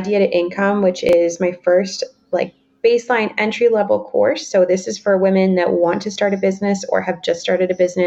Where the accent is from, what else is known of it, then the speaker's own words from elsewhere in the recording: Canada; I'm Canadian. I'm not American